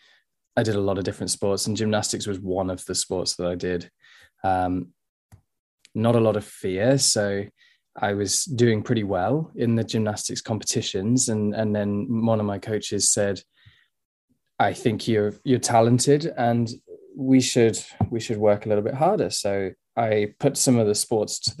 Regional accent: Sheffield, Yorkshire and the Humber, United Kingdom; also born or lived in Dubai; I'm from England

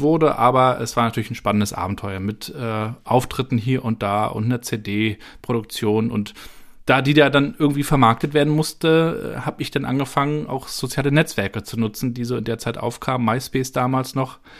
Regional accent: Rostock, Mecklenburg-Vorpommern, Germany; moved away as an adult; also born or lived in Darmstadt; bin auch aus Rostock mal raus, bin ins Rhein-Main-Gebiet gegangen, nach Darmstadt

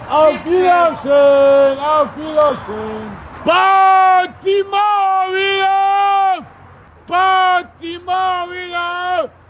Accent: Chemnitz, Saxony, Germany; Ich bin in Limmen geboren, nee, von Chemnitz groß geworden.

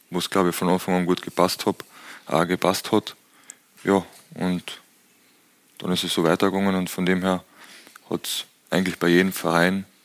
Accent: Austria; als Österreicher wollte einfach näher an die Heimat.

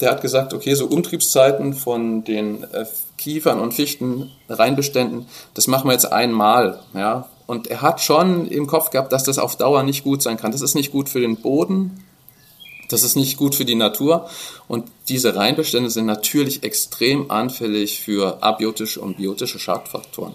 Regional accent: Dresden, Saxony, Germany; bei uns in Dresden

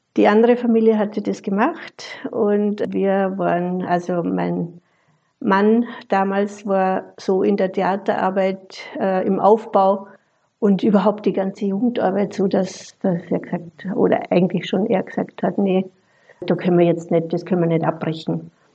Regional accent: Austria; moved away as an adult; also born or lived in Vienna / Fellbach, Germany; now in Germany; Bin gebürtige Österreicherin, habe die Ausbildung in Wien gemacht

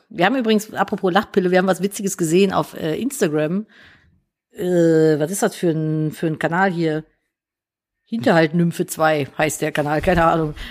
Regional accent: Cologne, North Rhine-Westphalia, Germany; ich bin ja Kölnerin

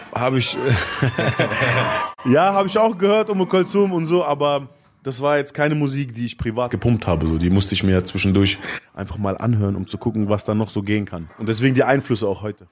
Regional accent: Gifhorn, Lower Saxony, Germany; in der Plattenkiste gearbeitet in Gifhorn, wo ich groß geworden bin

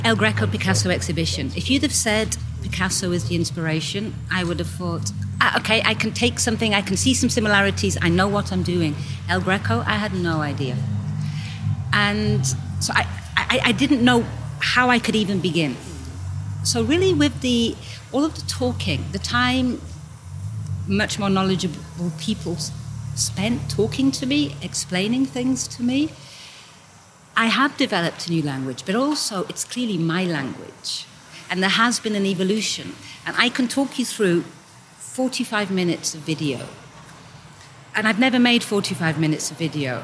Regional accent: United Kingdom; also born or lived in London; now in Basel, Switzerland; I'm British

